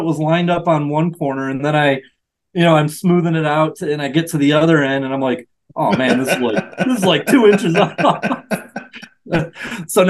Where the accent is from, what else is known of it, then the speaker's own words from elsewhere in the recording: Michigan, United States; Michigan, which is my home state